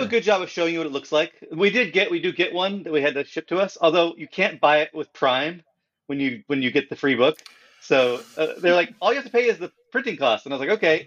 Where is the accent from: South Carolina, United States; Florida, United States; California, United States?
California, United States; moved away; I am from California